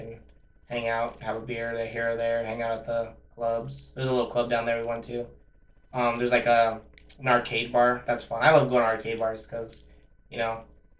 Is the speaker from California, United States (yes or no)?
yes; Monterey Park, California, United States; growing up in Monterey Park